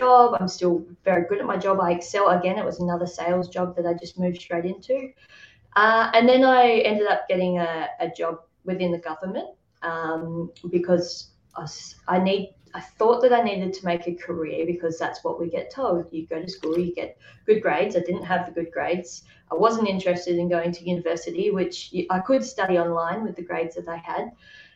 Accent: Tasmania, Australia; I grew up in Tasmania, Australia

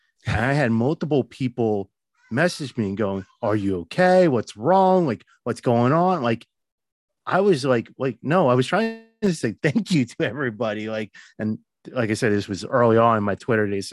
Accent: New Jersey, United States; I'm a nobody from Jersey

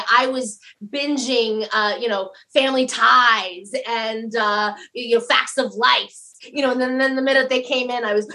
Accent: Denver, Colorado, United States; I was born on the coldest day of the year in Denver, Colorado.

